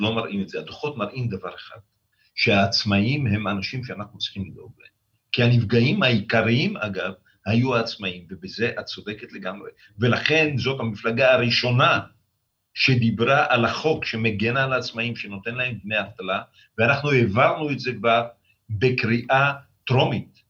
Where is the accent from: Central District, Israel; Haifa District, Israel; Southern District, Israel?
Southern District, Israel; the Negev; הנגב, גדלנו בו